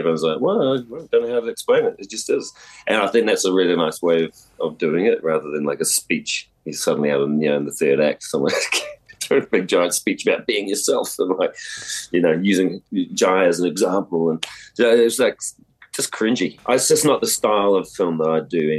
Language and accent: English; New Zealand; growing up around Fafafine in New Zealand